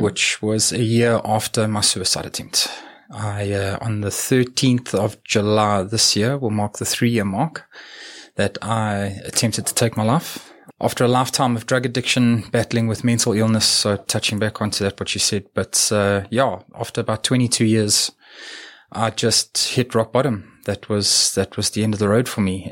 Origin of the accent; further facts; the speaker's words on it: Edenvale, Gauteng, South Africa; also born or lived in New Zealand; I was born in Edenvale